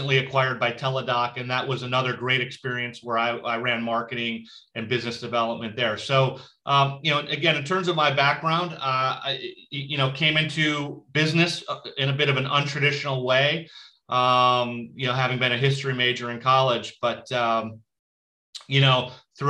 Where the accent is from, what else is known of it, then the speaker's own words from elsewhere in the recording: Buffalo, New York, United States; moved away as an adult; also born or lived in Massachusetts / Chicago / Santa Fe / San Diego; now in Santa Barbara, United States; I grew up in Buffalo, New York